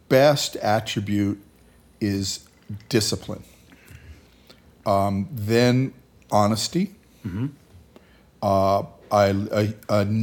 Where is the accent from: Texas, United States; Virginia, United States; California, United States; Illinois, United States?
California, United States; Hacienda Heights; in Hacienda Heights, California.